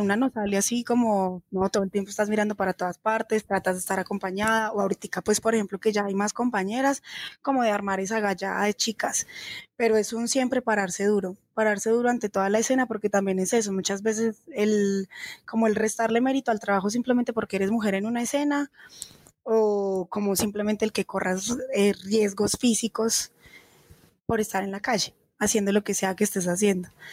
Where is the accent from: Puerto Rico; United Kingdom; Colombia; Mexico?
Colombia; Manizales, Caldas; moved away as an adult; now in Bogotá, Colombia; Yo soy de Manizales Caldas y soy profesional de la Universidad de Caldas en Artes Plásticas